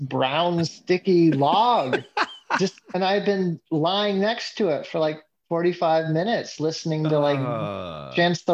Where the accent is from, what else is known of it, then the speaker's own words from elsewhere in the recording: Renton, Washington, United States; I'm from Renton, Washington. That's where I grew up